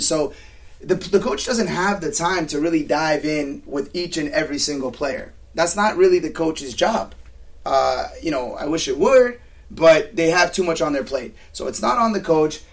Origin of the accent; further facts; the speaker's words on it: Southern California, United States; I grew up playing in Cal South